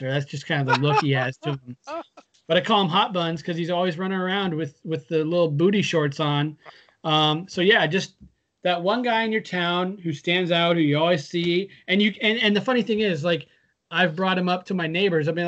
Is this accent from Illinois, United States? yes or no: no; Redmond, Washington, United States; It, growing up in Redmond, we had this guy who I don't know if you ever saw him or if we ever talked about him, but there was a guy who would wander around downtown